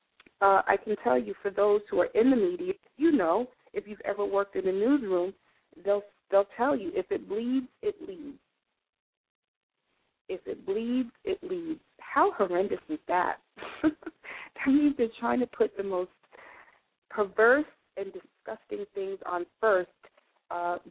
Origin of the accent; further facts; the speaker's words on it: New York City, New York, United States; I actually grew up in Greenwich Village. I grew up on Bleecker Street between Thompson and Sullivan, which is really the heart of Greenwich Village. That's where I was raised.